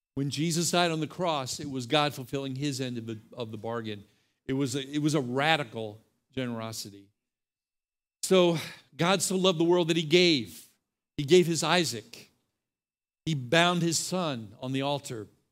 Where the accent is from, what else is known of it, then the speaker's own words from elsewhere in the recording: Texas, United States; I'm from the Republic of Texas